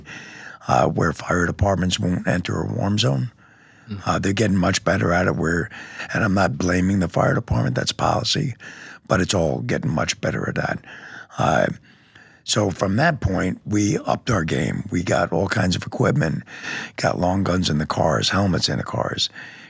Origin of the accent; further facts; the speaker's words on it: New York, United States; moved away as an adult; also born or lived in Oak Creek, Wisconsin; now in Wisconsin, United States; I was from New York originally, graduated, went to the Marines